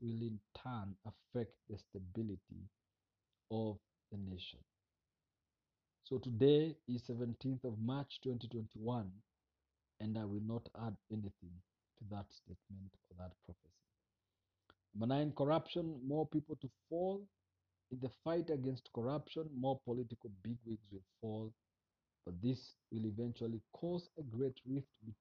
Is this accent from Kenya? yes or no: yes; Kenya; I am a Kenyan